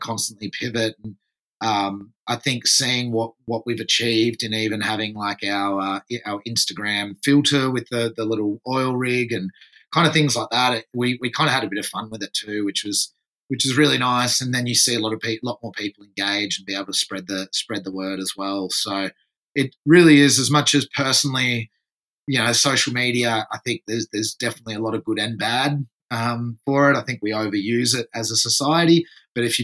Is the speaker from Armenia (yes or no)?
no; France; also born or lived in Torquay, Victoria, Australia; now in Byron Bay, Australia; I was actually born and grew up in France